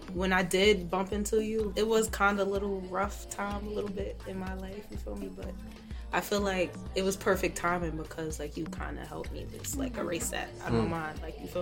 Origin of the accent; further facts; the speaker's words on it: New York City, New York, United States; born and raised in Harlem